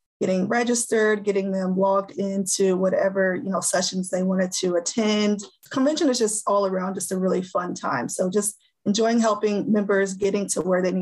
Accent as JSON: {"language": "English", "town": "Raytown", "region": "Missouri", "country": "United States", "tie": "born or raised there", "said": "I was born and raised here in Kansas City, Raytown area"}